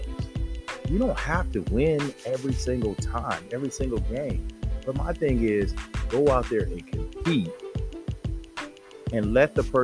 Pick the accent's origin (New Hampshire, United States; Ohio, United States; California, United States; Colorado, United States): California, United States; San Diego; I grew up in Southeast San Diego